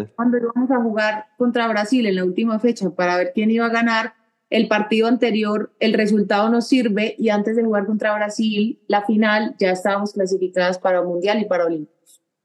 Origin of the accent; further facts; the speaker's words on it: Medellín, Antioquia, Colombia; moved away as an adult; also born or lived in Seville, Spain; somos los dos de Medellín